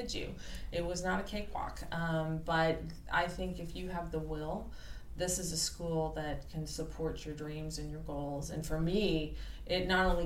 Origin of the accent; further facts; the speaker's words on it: Kansas City, Missouri, United States; I am from Kansas City. Oh, yes. Right. Yes, raised there, went to public schools